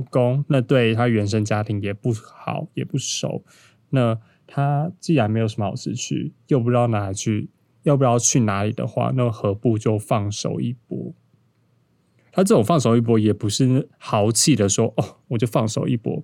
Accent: Taipei, Taiwan; 因为我本身就是都市人， 超级完整的天龙人。那我从小在都市长大

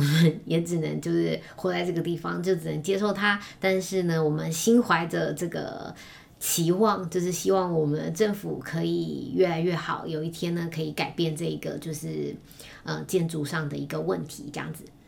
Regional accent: Taiwan; 我们一个台湾人

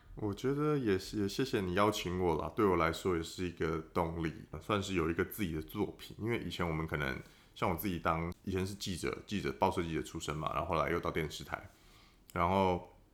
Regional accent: Taoyuan, Taiwan; 我那时候，我桃园人嘛

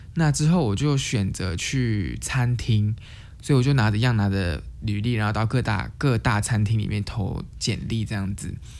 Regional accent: Taiwan; moved away as an adult; now in Canada; 我是从台湾来，我是，呃，我是从台湾过来的

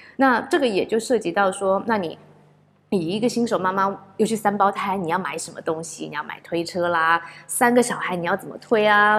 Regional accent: Taiwan; 我是唯一来自台湾的

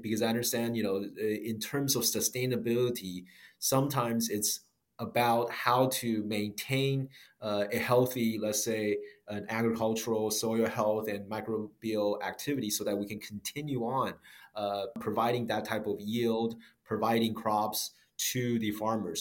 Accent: United States; I grew up in the States as well

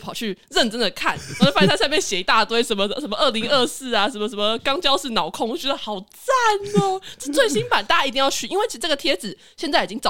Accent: Taiwan; 我觉得台湾人，我们看到外国人在讲中文的时候

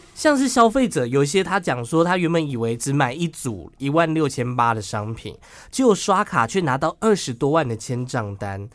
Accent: Miaodong, Taichung, Taiwan; My hometown，我的家乡

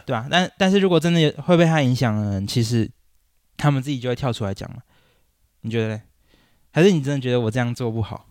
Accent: Taichung, Taiwan; moved away as an adult; also born or lived in Wanhua, Taipei; now in Taipei, Taiwan; 因为我老家在台中

